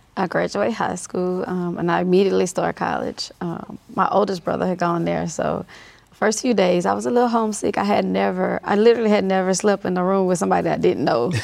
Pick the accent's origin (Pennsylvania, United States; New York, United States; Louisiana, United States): Louisiana, United States; Monroe; now in Baton Rouge, United States; I grew up in North Louisiana, Monroe, Louisiana